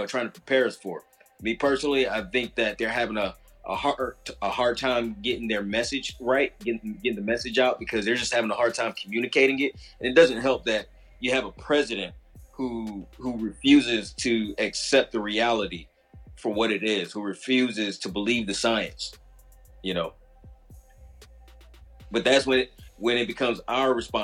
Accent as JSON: {"language": "English", "region": "Midwest", "country": "United States", "tie": "born or raised there", "moved": "yes", "said": "I grew up in the Midwest"}